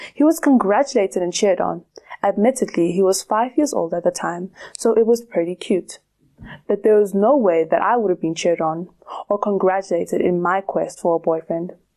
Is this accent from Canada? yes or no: no; South Africa; Growing up in South Africa